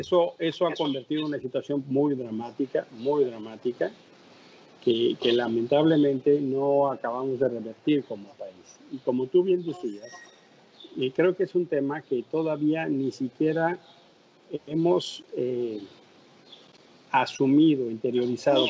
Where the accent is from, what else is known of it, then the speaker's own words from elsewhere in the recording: Mexico City, Mexico; ser el primer mexicano que ocupa ese cargo